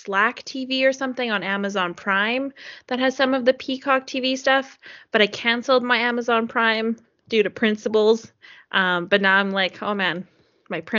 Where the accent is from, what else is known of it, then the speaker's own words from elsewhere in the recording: Canada; as a Canadian